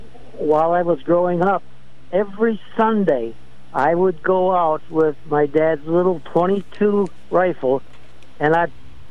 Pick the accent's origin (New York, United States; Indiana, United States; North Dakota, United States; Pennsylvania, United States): North Dakota, United States; moved away; I am originally from North Dakota.